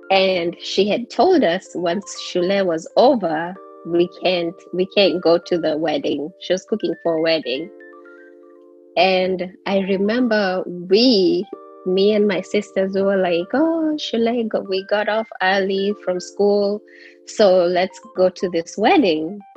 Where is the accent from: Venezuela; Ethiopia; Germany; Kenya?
Kenya; Langata, Nairobi; now in United States; Um, born and bred in Kenya. Uh, lived in Langata for the longest. Then we moved to Komarock.